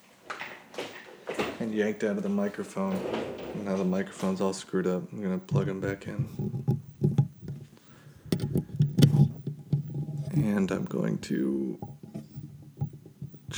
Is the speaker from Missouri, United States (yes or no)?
no; Reno, Nevada, United States; moved away as an adult; my hometown of Reno, Nevada